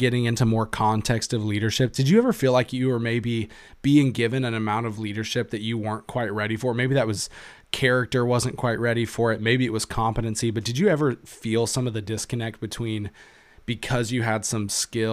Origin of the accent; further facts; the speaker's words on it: Conway, Arkansas, United States; moved away as an adult; now in Iowa, United States; Second Baptist Church in Conway, Arkansas, my hometown